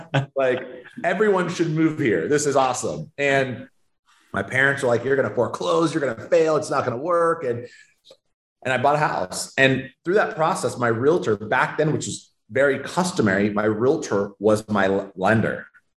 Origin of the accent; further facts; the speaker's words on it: Sacramento, California, United States; Sacramento, California.